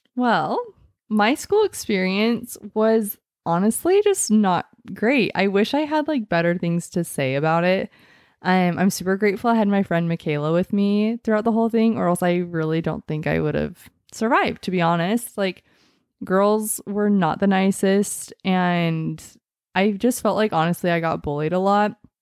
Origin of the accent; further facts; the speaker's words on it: Mesa, Arizona, United States; I am from Mesa, Arizona